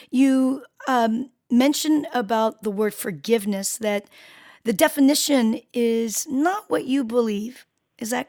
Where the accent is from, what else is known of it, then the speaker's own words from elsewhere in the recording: Seoul, South Korea; born there; i was born in South Seoul, Korea, South Korea, and, and I was on a mountain.